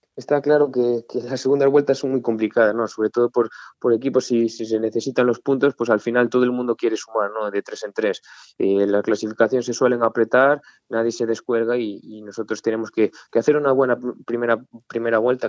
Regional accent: Baños de Molgas, Galicia, Spain; moved away; estoy muy orgulloso de ser de Baños de Mono, ¿no? Al final he crecido ahí

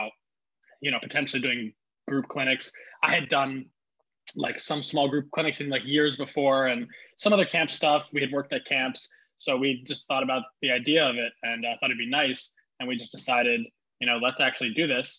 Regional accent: Montclair, New Jersey, United States; I graduated in 2017 from Montclair High School, lived in Montclair for about 12 years

